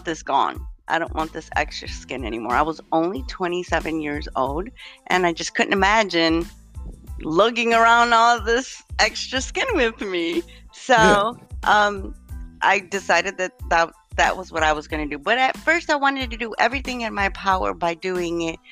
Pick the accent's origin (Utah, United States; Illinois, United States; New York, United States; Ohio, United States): Illinois, United States; Chicago; moved away as an adult; now in Indianapolis, United States; I was born in the Chicagoland area in Illinois, and then moved to the Indianapolis area about 15 years ago when I remarried.